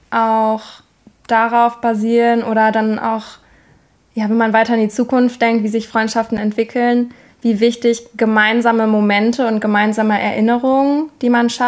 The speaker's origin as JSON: {"language": "German", "town": "Münster", "region": "North Rhine-Westphalia", "country": "Germany", "tie": "born or raised there", "also_born_or_lived": "Sweden", "moved": "as an adult", "said": "ich bin in Münster aufgewachsen."}